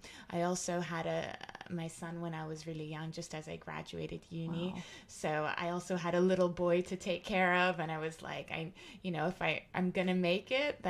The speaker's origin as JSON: {"language": "English", "country": "Jamaica", "said": "And it was also just important for me to see that as a Jamaican, that there is such a strong connection to Africa."}